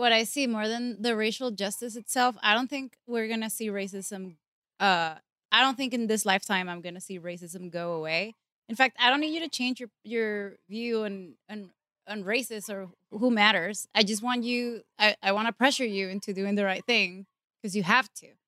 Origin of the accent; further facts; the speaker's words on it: Venezuela; English is a second language; moved away; I come from Venezuela